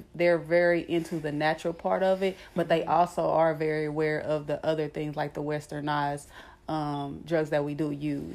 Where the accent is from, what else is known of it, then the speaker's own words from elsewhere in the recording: Kansas City, Missouri, United States; moved away as an adult; also born or lived in Nebraska; I'm from uh, Kansas City, Missouri.